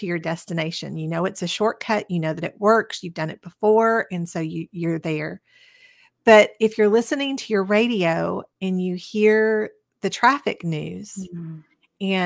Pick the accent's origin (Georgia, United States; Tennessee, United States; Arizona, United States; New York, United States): Tennessee, United States; Cleveland; I grew up in Cleveland, Tennessee, which is very close to Chattanooga.